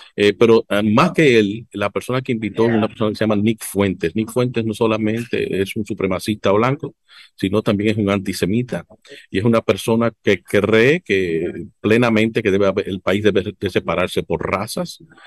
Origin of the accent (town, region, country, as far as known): Dominican Republic